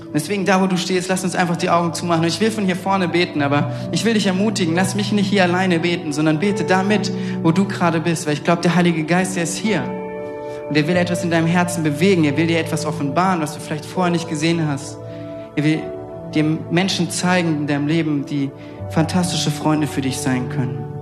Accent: Southern Germany, Germany; moved away; ich komme aus Süddeutschland und immer wenn ich zu Hause bin bei meinen Eltern

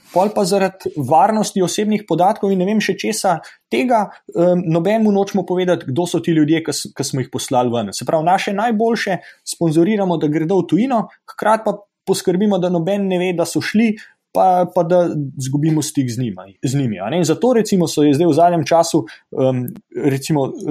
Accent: Slovenia; now in Stanford, United States; Smo tukaj Slovenci v Združenih državah ustanovili um, Ameriško-Slovensko izobraževalno fundacijo

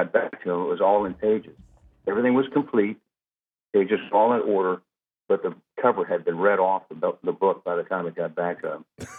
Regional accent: Biloxi, Mississippi, United States; born there; Well, I was born in Biloxi, Mississippi, but that's all over is actually where I'm from, because I was born into a military family.

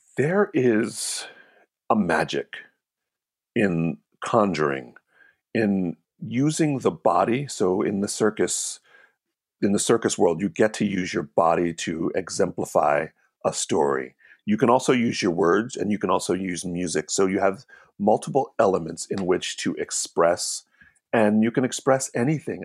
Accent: Hamilton, New Jersey, United States; moved away as an adult; also born or lived in New York; I grew up in Hamilton, New Jersey, predominantly an Italian town

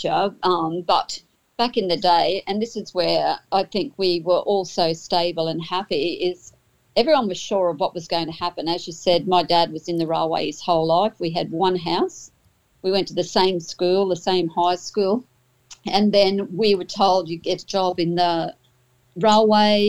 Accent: Ipswich, Queensland, Australia; I was born here

